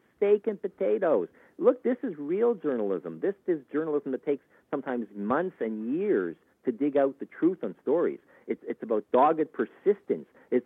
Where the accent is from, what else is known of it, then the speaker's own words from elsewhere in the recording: Canada; as a Canadian